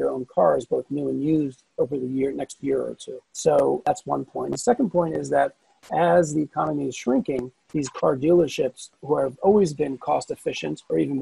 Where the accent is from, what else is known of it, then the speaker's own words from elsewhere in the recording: Silver Spring, Maryland, United States; moved away as an adult; now in Israel; I was born and bred in the States, as you could probably hear. Originally from Silver Spring, Maryland